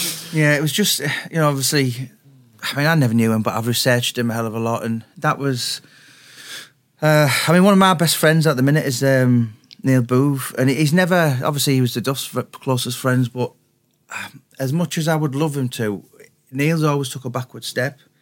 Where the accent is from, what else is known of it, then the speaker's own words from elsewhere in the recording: the Northeast, North East England, United Kingdom; When I was growing up in the Northeast